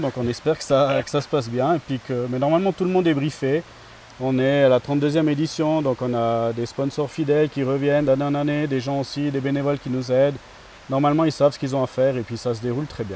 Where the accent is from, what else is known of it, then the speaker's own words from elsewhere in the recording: Grimentz, Valais, Switzerland; moved away as an adult; je suis un natif de, de Grimans, donc euh, j'ai vécu toute mon enfance ici jusqu'à à peu près 25 euh, ans